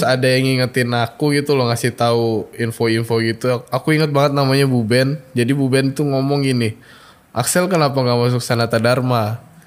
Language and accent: Indonesian; Bogor, West Java, Indonesia; moved away as an adult; now in Yogyakarta, Indonesia; aku kan dari Bogor